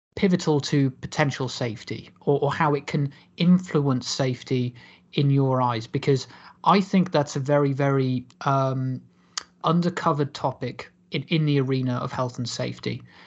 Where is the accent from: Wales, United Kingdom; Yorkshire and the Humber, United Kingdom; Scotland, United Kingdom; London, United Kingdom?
Wales, United Kingdom; Cardiff; born and raised in Cardiff